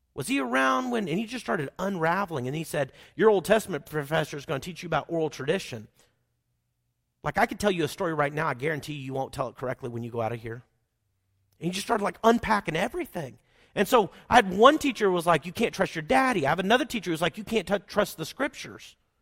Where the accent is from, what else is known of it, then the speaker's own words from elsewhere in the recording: Oklahoma, United States; accent: Oklahoman; I'm from Oklahoma. I speak Oklahoman and not that well.